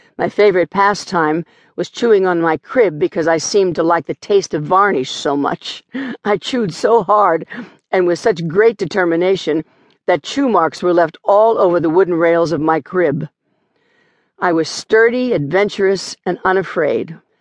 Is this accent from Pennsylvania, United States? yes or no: yes; Smithton, Pennsylvania, United States; also born or lived in Charleroi, Pennsylvania; from the time when I was three years old and we moved from Charleroi, Pennsylvania, where I was born, I spent much of my childhood there